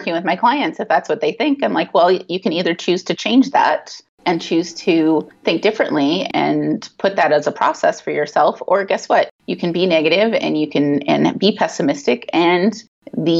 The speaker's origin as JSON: {"language": "English", "town": "Valentine", "region": "Nebraska", "country": "United States", "tie": "born or raised there", "moved": "as an adult", "said": "my hometown, which is Valentine, Nebraska"}